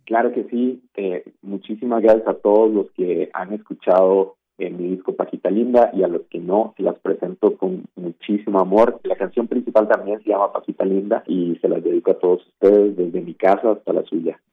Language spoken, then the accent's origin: Spanish; Costa Rica; Costa Rica, que es de donde yo soy